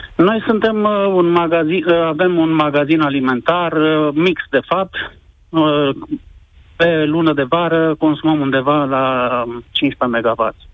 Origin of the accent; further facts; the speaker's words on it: Sibiu, Sibiu County, Romania; eu vă sunt din Sibiu